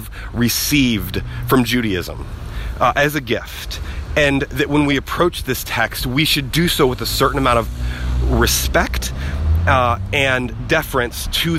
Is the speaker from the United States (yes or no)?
yes; the South, United States; I grew up in the South, and we are big storytellers in the South